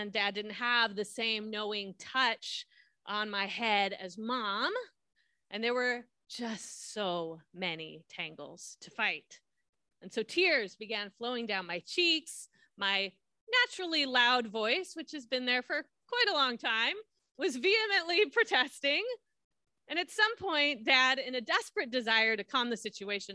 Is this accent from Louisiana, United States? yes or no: no; Southern California, United States; I grew up in Southern California